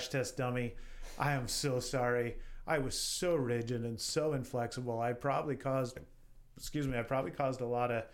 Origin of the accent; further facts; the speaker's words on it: Wyoming, United States; I'm proud to be from the state of Wyoming.